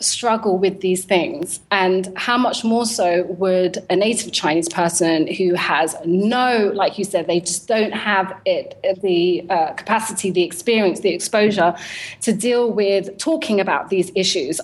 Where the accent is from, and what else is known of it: London, United Kingdom; born or raised there